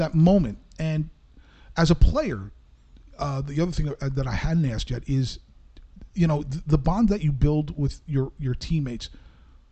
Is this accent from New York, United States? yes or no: no; New Jersey, United States; when I was growing up in Jersey